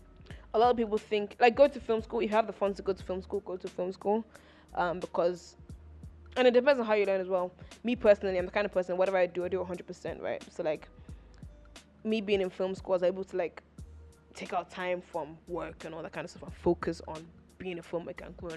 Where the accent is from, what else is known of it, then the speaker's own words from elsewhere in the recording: Nigeria; also born or lived in United Kingdom; I was born in Britain and, like, I am British, but, like, my roots are, like, my heart is Nigerian. Like, my formative years were Nigerian.